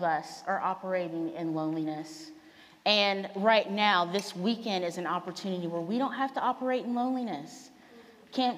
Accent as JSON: {"language": "English", "region": "Virginia", "country": "United States", "moved": "as an adult", "lives_now": "Portland, United States", "said": "I am originally from Virginia. So I moved out here about 10 years ago from a totally different planet than Portland, Oregon, which is where I live now"}